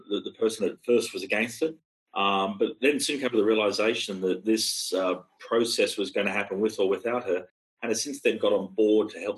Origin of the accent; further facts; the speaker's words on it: Australia; as an Australian